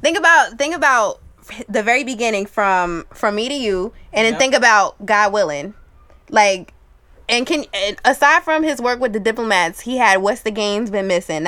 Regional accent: New York, United States; as a New Yorker

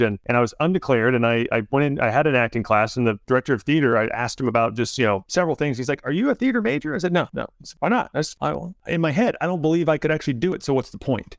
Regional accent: Germantown, Tennessee, United States; moved away; I'm from Germantown, Tennessee, in the Memphis area

